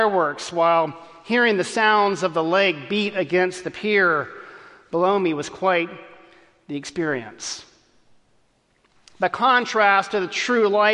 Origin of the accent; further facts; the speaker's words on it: Texas, United States; As a kid growing up in Texas